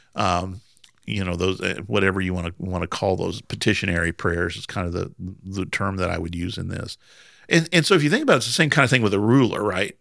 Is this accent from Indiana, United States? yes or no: yes; Southern Indiana, United States; I'm from Southern Indiana, so we really kinda just talk however we want